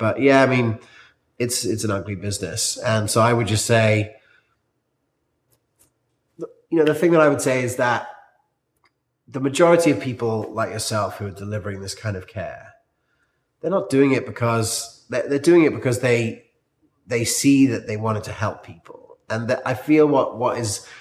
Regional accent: South Africa; moved away; I grew up in South Africa

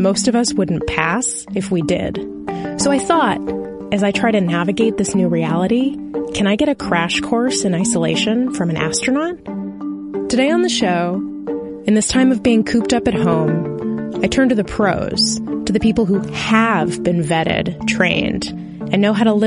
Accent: Anchorage, Alaska, United States; my hometown of Anchorage, Alaska

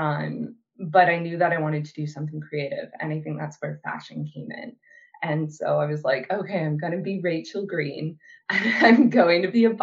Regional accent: Brandon, Manitoba, Canada; moved away as an adult; moved back to Brandon, Manitoba for a boy

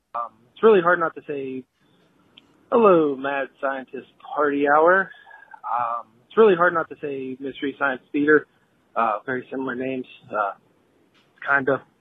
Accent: Pittsburgh, Pennsylvania, United States; I'm from the Pittsburgh area

